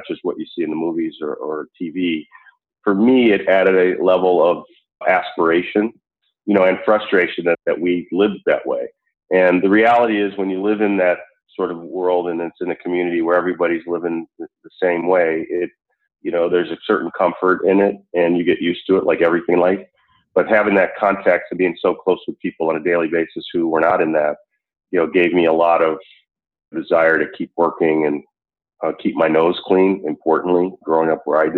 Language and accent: English; Buffalo, New York, United States; moved away as an adult; also born or lived in Chicago, Illinois / Atlanta, Georgia; I grew up for most of my time as a kid before leaving for college in Buffalo.